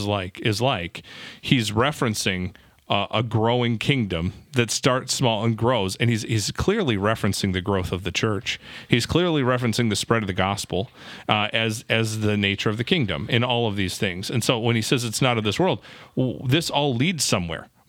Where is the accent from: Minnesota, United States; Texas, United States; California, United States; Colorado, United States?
Minnesota, United States; I'm from Minnesota